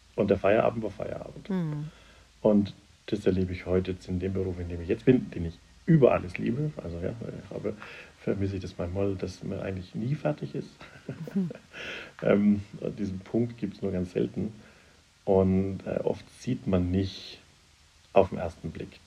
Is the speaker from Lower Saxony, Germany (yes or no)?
no; Upper Franconia, Bavaria, Germany; now in Munich, Germany; ich bin im Oberfränkischen aufgewachsen